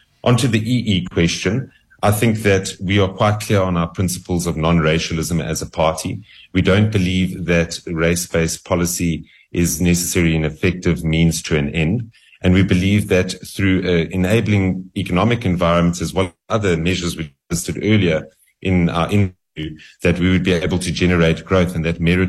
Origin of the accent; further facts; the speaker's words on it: South Africa; I think it's an essential question to answer as a South African policymaker